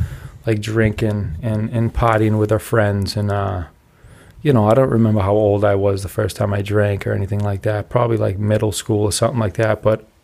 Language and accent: English; Braintree, Massachusetts, United States; I grew up in Braintree.